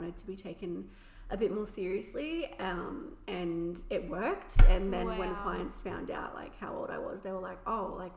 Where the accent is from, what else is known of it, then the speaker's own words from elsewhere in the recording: Shellharbour, New South Wales, Australia; I am 23 and I'm from Shell Harbour in New South Wales